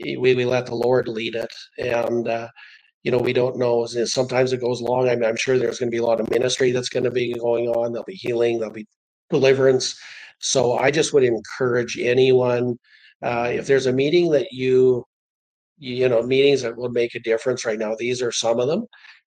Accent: Canada

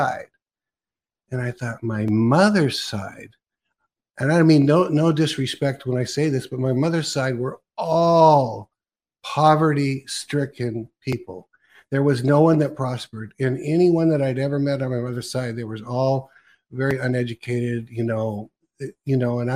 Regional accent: California, United States; now in Oregon, United States; I was actually born in Oregon, but then I was raised in California.

